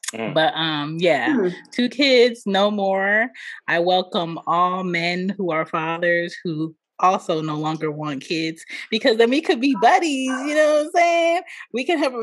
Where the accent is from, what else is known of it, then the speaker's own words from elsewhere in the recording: Philadelphia, Pennsylvania, United States; I am from Philly. Both of my parents are Jamaican